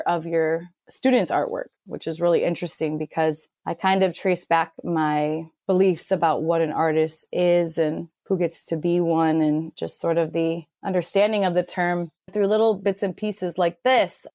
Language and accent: English; Chicago, Illinois, United States; now in San Diego, United States; I'm currently in San Diego and I'm from Chicago